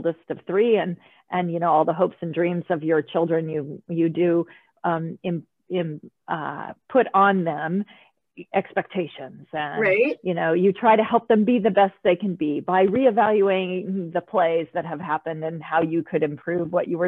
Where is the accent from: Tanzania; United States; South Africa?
United States; I'm an American